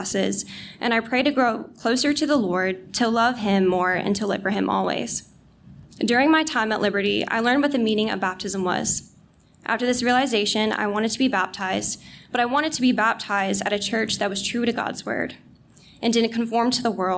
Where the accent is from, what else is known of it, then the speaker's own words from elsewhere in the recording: North Carolina, United States; now in Virginia, United States; I'm actually originally from North Carolina, but I'm glad to be a Virginia now.